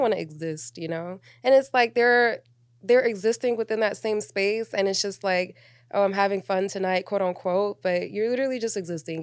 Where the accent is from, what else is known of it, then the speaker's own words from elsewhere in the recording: Atlanta, Georgia, United States; also born or lived in New York / Miami; I'm from Atlanta, um, but I was born in New York. I was raised in Miami, in Atlanta